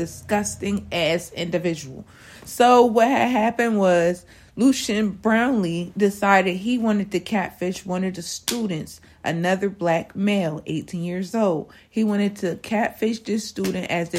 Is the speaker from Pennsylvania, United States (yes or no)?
yes; Harrisburg, Pennsylvania, United States; I'm from Harrisburg